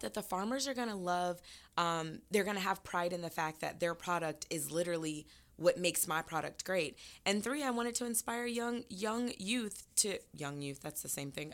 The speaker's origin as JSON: {"language": "English", "region": "Florida", "country": "United States", "moved": "yes", "lives_now": "Atlanta, United States", "said": "I'm from Florida"}